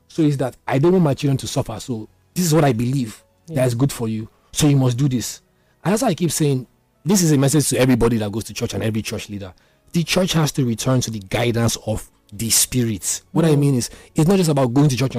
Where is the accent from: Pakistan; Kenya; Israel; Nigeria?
Nigeria; Isoko, Delta; I'm not even Igbo. I'm from Isoko Delta State